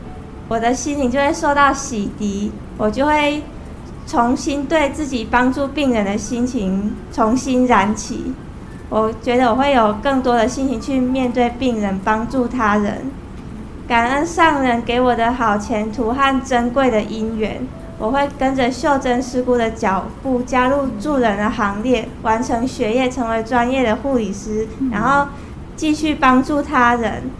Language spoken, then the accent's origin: Chinese; Nantou County, Taiwan; 过去我的家庭经济状况一直都不是很好